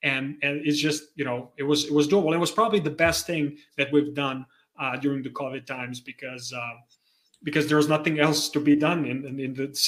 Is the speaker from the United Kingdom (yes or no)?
no; Serbia; also born or lived in Croatia / Austria; now in Canada; No, actually, I was born in Croatia, lived my life in Serbia, then lived in Austria. Now I'm in Canada.